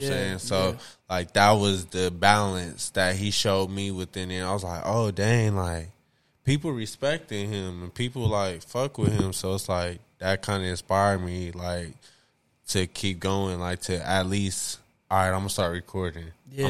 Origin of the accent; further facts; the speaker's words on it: Washington, District of Columbia, United States; You're from D.C. D.C.